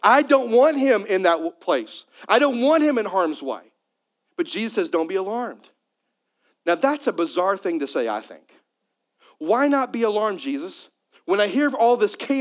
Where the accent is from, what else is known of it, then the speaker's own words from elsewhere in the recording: Missouri, United States; I'm a Missouri boy. And so I grew up in Missouri